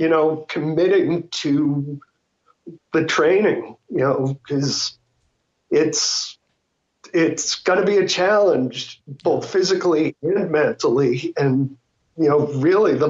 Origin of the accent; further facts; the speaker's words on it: Boston, Massachusetts, United States; now in Arizona, United States; we're from Boston